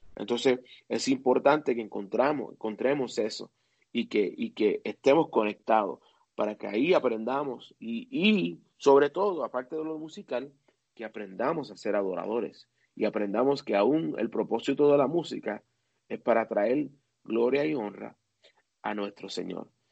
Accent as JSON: {"language": "Spanish", "region": "New Jersey", "country": "United States", "tie": "born or raised there", "said": "en el pueblo donde yo me crié, en New Jersey, que es el estado cerca de Nueva York"}